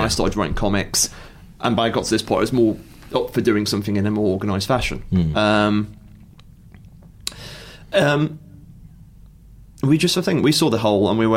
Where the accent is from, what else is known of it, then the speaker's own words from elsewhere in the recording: Stafford, West Midlands, United Kingdom; I'm from Stafford, and I don't believe it had a comic shop then.